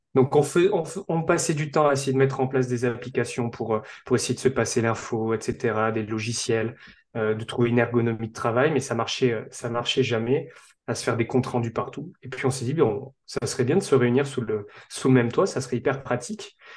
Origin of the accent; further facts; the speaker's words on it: south-west France, France; also born or lived in Bordeaux; je suis originaire du sud-ouest de la France